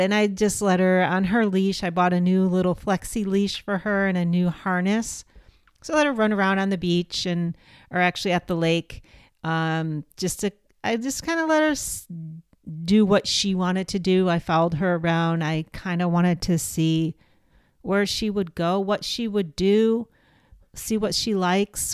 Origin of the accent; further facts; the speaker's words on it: East Coast, United States; moved away; growing up on the East Coast